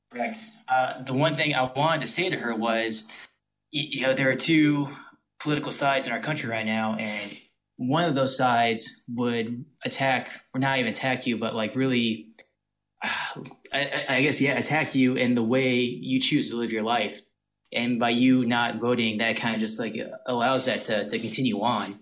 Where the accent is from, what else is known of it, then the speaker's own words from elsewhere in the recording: North Louisiana, United States; I am from Louisi-, North Louisiana